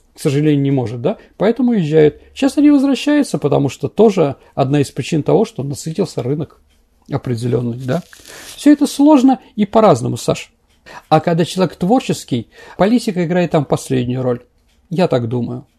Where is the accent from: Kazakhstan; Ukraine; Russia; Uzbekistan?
Russia; Saint Petersburg; я как бы питерский человек